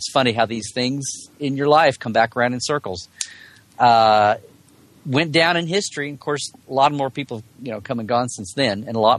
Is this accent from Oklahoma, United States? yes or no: yes; Oklahoma City, Oklahoma, United States; my hometown convention, SoonerCon in Oklahoma City